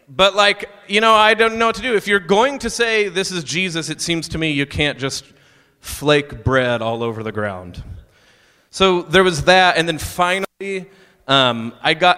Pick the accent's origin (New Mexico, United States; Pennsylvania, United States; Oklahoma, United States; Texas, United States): Oklahoma, United States; moved away; also born or lived in Pretty Prairie, Kansas; I grew up in Oklahoma, Southern Baptist